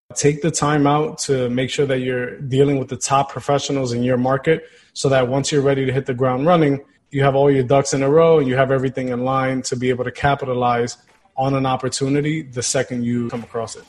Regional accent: New York City, New York, United States; I was born and raised here in Queens, New York

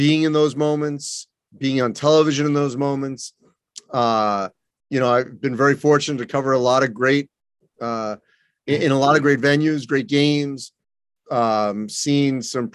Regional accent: Boston, Massachusetts, United States; moved away as an adult; also born or lived in Wisconsin; I grew up in the Boston area.

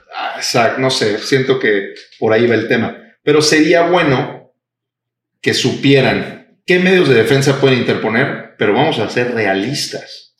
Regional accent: Mexico; los mexicanos estamos acostumbrados

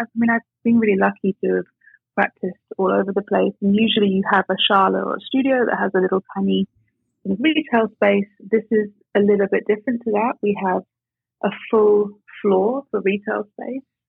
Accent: England, United Kingdom; moved away as an adult; also born or lived in Scotland; now in Bonn, Germany; Yeah, I was born in England, but I'm actually, believe it or not, Scottish. But I was in boarding school in England, so that's why I sound like this.

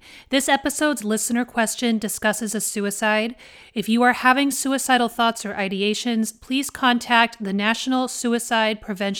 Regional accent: Southern US, United States; accent: Southern; I cannot say Wales without my deep Southern accent coming out. Like, I don't have much of it anymore

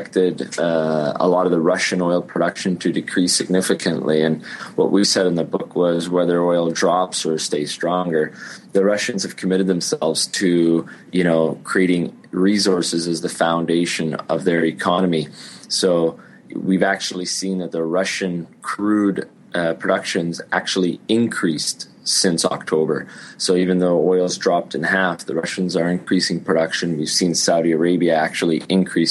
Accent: Canada; I'm from Canada

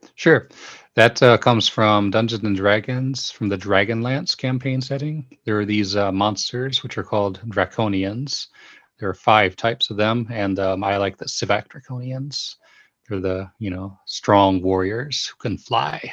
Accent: United States; moved away as an adult; now in Japan; go back to the U S from here, um, I'm gonna, of course, wanna go to my hometown

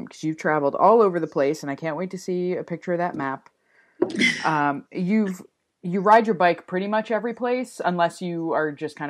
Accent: New Jersey, United States; moved away as an adult; now in Portland, United States; I'm from New Jersey originally. I moved to Portland in 2013 and I moved here.

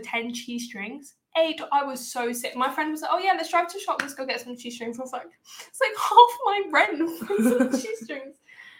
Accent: United Kingdom; I can say this as a British person

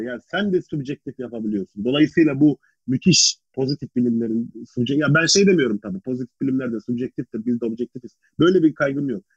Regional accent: Ankara, Turkey; ben Ankaralıyım

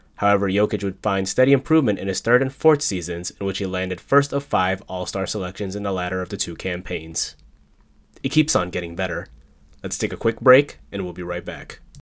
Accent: Chicago, Illinois, United States; my hometown team, the Chicago Bulls

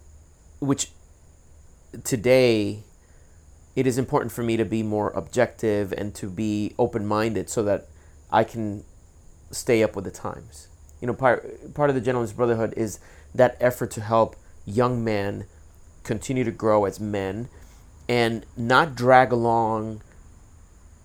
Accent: Puerto Rico; now in United States; I was born and raised in Puerto Rico

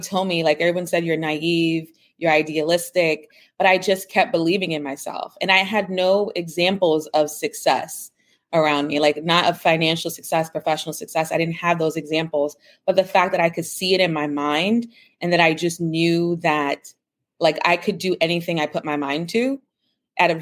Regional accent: New York City, New York, United States; I grew up in the Bronx. My grandparents were Cuban refugees. My parents are Jamaican immigrants. So I'm the first in my family born in the United States

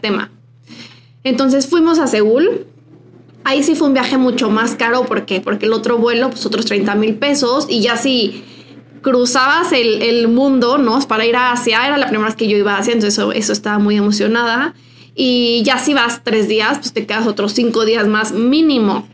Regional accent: Mexico; nosotras que somos mexicanas

